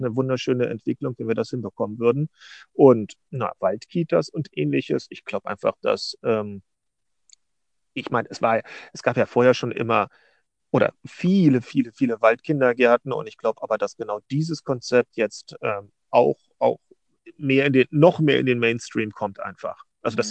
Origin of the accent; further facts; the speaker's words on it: Berlin, Germany; ich bin Berliner